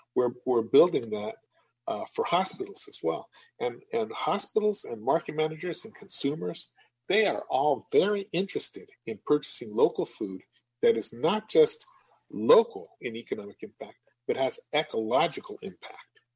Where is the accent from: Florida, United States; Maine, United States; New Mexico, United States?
New Mexico, United States; moved away as an adult; now in Madison, United States; I'm from the Southwest. I'm from New Mexico, right? And uh, when I moved here to the Midwest, when we moved here 16 years ago